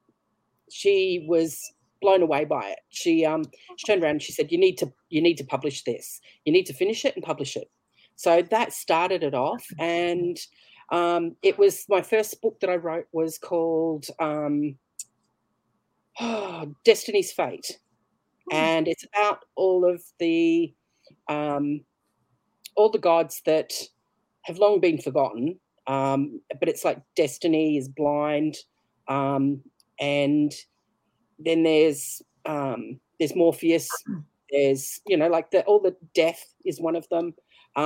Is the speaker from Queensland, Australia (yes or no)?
yes; Brisbane, Queensland, Australia; I'm from Brisbane, Australia.